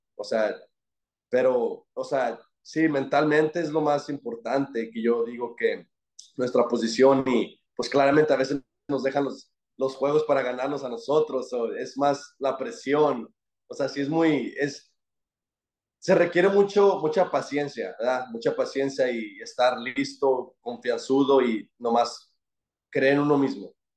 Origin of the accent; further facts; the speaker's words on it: Fort Worth, Texas, United States; soy de Dallas, de Fort Worth